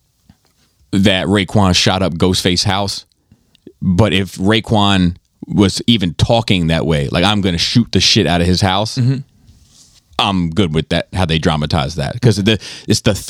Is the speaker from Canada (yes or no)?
no; Columbia, Maryland, United States; the city where I grew up in Columbia